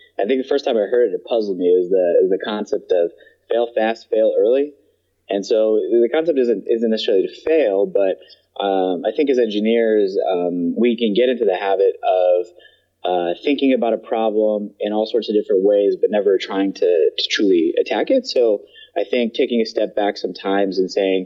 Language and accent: English; Midwest, United States; I grew up in the Midwest